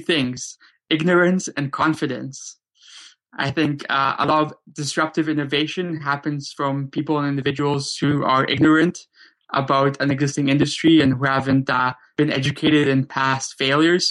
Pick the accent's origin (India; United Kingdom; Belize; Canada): Canada; Vancouver, British Columbia; also born or lived in Krakow, Poland; I grew up in Vancouver, Canada, though I was originally born in Krakow, Poland. Me, my brother, my mom and my dad, we immigrated over to Canada in 1991 when I was only 7 or 8 years old